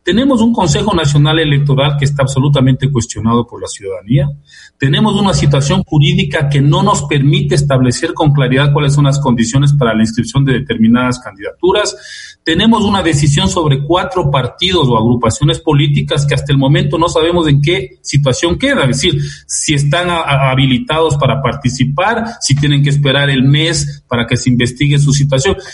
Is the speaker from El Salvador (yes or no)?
no; Ecuador